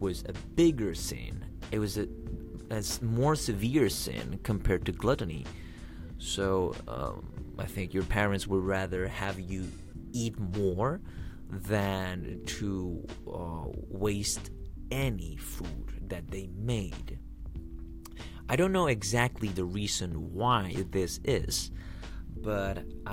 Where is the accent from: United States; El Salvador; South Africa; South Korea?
El Salvador; I grew up in El Salvador, which is a country in Central America.